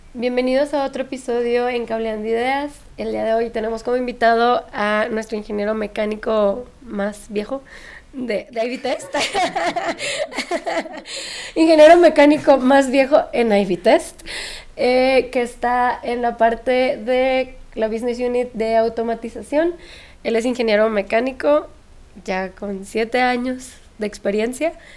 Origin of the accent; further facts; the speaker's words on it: Sinaloa, Mexico; yo también soy de Sinaloa